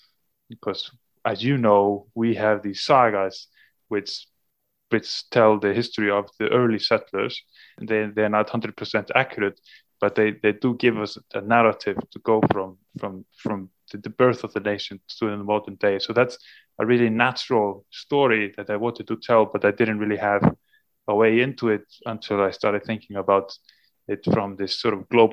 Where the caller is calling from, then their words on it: Húsavík, Northeastern Region, Iceland; I'm a reporter in Iceland. I'm currently speaking from Northern Iceland, from the town of Húsavík.